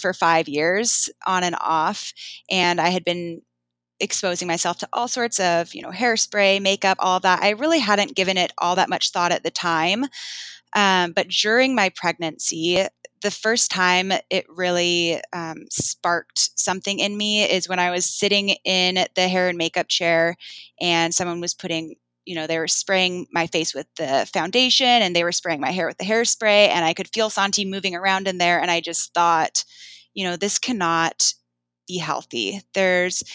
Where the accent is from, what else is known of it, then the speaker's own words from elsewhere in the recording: Bainbridge Island, Washington, United States; growing up, you know, we didn't actually have that much money and we got a lot of our food from a shelter on Bainbridge called Helpline House.